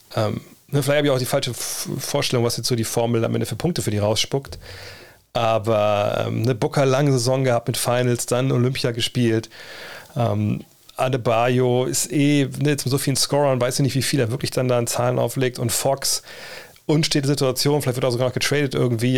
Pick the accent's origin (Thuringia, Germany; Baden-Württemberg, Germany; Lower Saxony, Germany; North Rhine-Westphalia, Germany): Lower Saxony, Germany; Wolfsburg; ich komme nur aus dem Problemstadtteil Westhagen